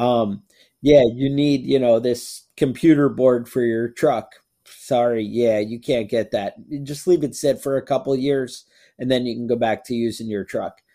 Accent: United States; I'm an American

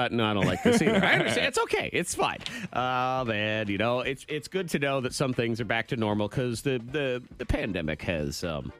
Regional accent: South Carolina, United States; I grew up in South Carolina.

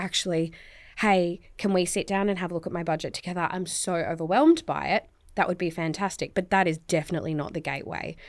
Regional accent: Tasmania, Australia; I'm from Tasmania. So, like, you could be quite, you know, sheltered coming from Tassie

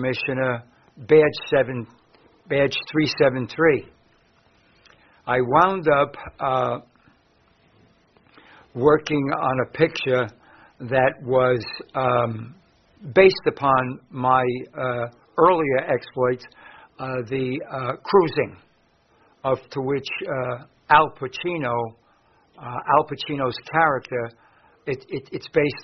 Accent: New York City, New York, United States; I grew up in West Harlem

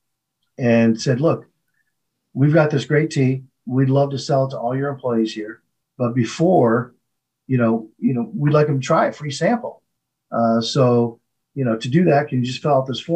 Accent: Flint, Michigan, United States; growing up in Flint, Michigan

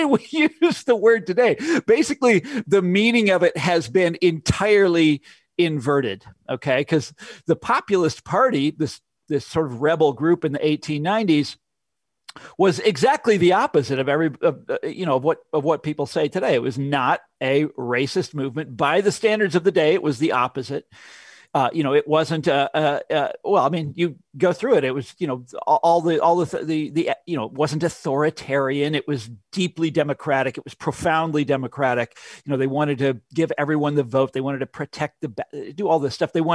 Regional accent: Kansas, United States; I'm from Kansas. This is where I grew up

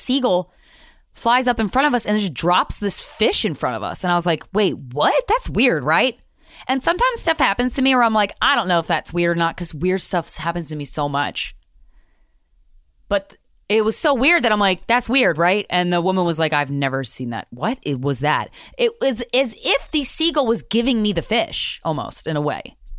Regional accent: New York, United States; I cannot believe as a New Yorker, I've never been there before.

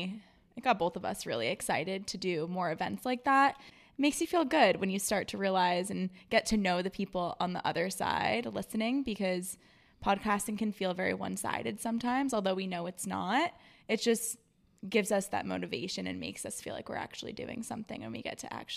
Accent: Rhode Island, United States; I grew up summering in Rhode Island with all my family and friends because I'm originally from there and I have a lot of relatives that still live there.

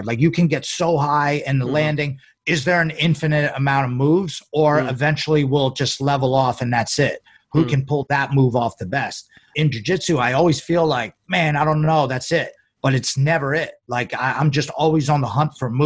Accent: Northampton, Pennsylvania, United States; also born or lived in Allentown, Pennsylvania / Bethlehem, Pennsylvania; So I grew up in, actually was born in Allentown, Pennsylvania. And then I grew up in Northampton. I lived in Northampton, PA. Then I moved to Bethlehem to my dad's when I was like I said, like 13 or 14

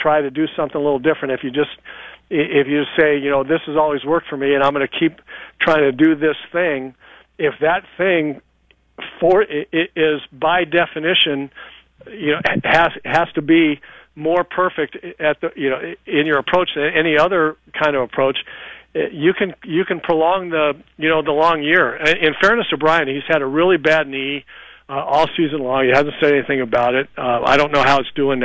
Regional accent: Los Angeles, California, United States; I was a Dodger fan, you know, for a long time growing up in L.A.

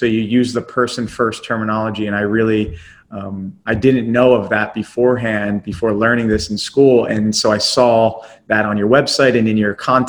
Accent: Philadelphia, Pennsylvania, United States; I was born in Philadelphia

